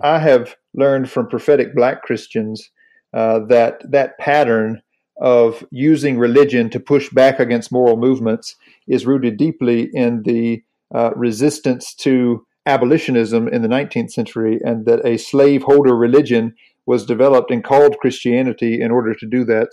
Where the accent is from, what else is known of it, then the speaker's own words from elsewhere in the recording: North Carolina, United States; I grew up in the Southern Baptist Church in North Carolina